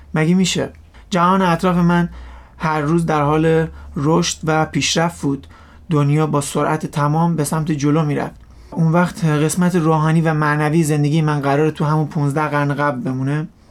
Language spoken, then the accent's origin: Persian; Rasht, Gilan, Iran; در کشور ایران و شهر رشت در یه خانواده مسلمان متولد شدم و رشد کردم